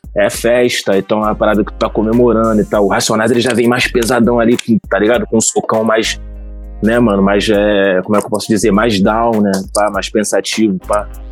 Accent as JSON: {"language": "Portuguese", "area": "Baixada Fluminense", "region": "Rio de Janeiro", "country": "Brazil", "said": "eu tenho essa vivência de subúrbio, sou da Baixada Fluminense, tenho essa vivência com a Zona Norte ali"}